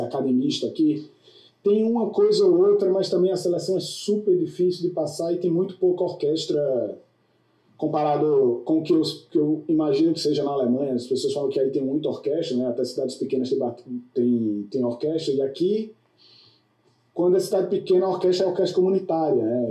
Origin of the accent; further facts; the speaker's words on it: Brazil; now in United States; eu, como brasileiro, quando cheguei aqui